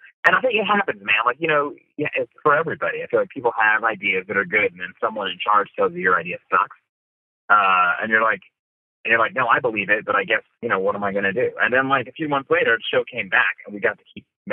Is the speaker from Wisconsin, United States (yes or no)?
no; Bala Cynwyd, Pennsylvania, United States; growing up in Ballykinwood